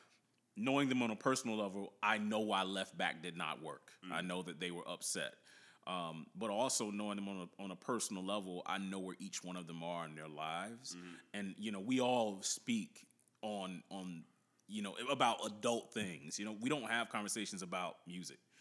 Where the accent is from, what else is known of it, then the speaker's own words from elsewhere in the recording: the South, United States; we're from the South